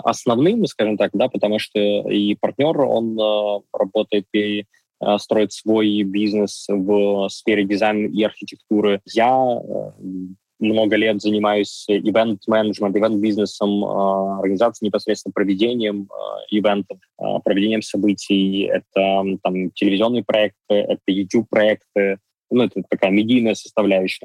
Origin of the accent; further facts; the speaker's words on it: Donetsk, Donetsk Oblast, Ukraine; moved away as an adult; now in Kyiv, Ukraine; Я сам родился и вырос в Донецке. С 14 года а, я живу в Киеве.